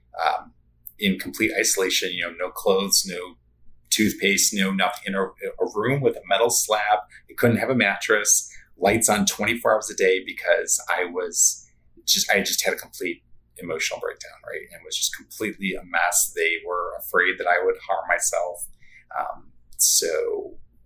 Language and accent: English; Chicago, Illinois, United States; growing up in Chicagoland